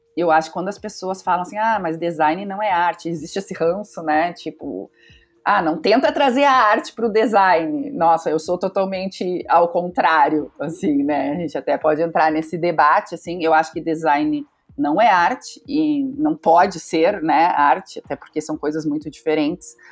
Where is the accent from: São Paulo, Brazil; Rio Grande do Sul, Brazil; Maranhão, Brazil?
Rio Grande do Sul, Brazil; Pelotas; Eu sou nascida numa cidade do interior do Rio Grande do Sul, eu sou de Pelotas